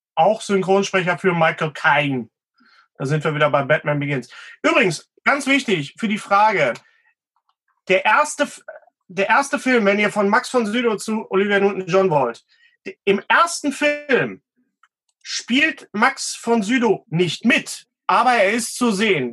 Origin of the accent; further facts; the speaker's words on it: West Germany, Germany; now in Bochum, Germany; ich als Wessi